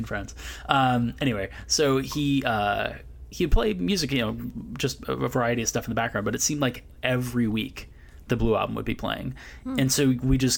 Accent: Berkeley, California, United States; also born or lived in Santa Barbara; I grew up in Berkeley, California.

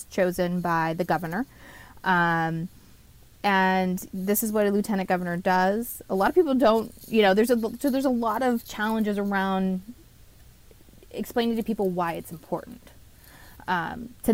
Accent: Oregon, United States; moved away as an adult; now in Pennsylvania, United States; I was born and raised in Oregon

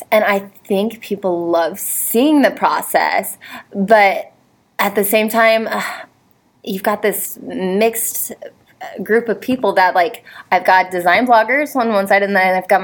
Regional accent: Ohio, United States; now in Florida, United States; I'm now in Florida, but I grew up in Ohio

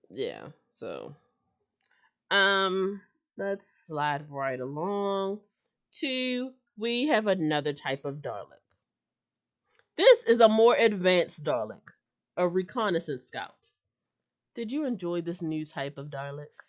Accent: United States; I'm an American

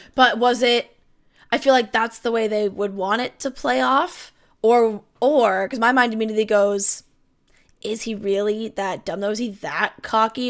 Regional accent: Canada; I'm a Canadian

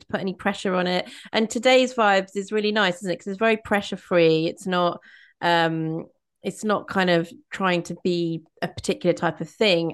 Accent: Midlands, United Kingdom; moved away; I grew up in the Midlands, and there's like a real sort of style of like humor and banter up there

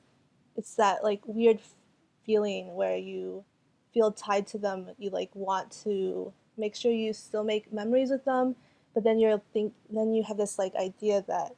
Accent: Fort Myers, Florida, United States; first language Cantonese; English is a second language; moved away as an adult; also born or lived in Albuquerque, New Mexico; now in Madison, United States; the community that I grew up in Florida, in Fort Myers, Florida

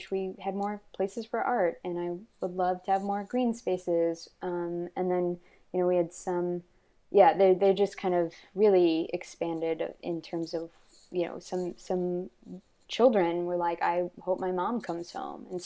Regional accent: Texas, United States; I'm from yeah the South. I'm from Texas, and I've lived, um, I've lived, I moved a lot and lived in a lot of different places. Kind of growing up because of poverty

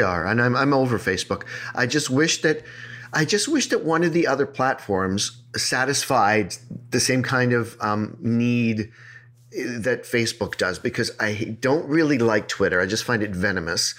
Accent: United States; moved away; I grew up in the States

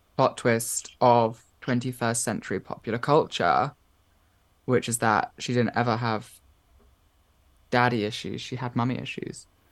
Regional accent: Watford, East of England, United Kingdom; where I grew up in Watford

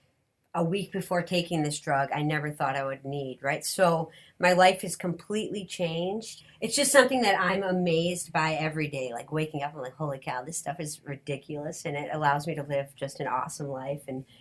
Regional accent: Detroit, Michigan, United States; I'm from Detroit

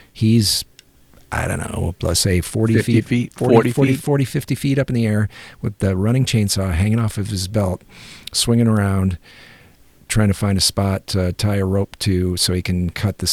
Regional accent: United States; as an American

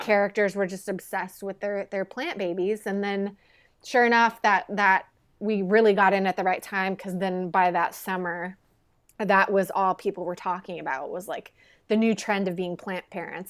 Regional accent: Quincy, Illinois, United States; moved away as an adult; now in Los Angeles, United States; Quincy is, uh, my hometown, Quincy, Illinois

